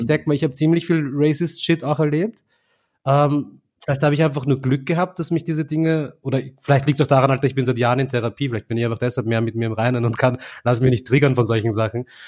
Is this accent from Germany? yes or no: no; Vienna, Austria; Indien und Simmering oder Delhi und Simmering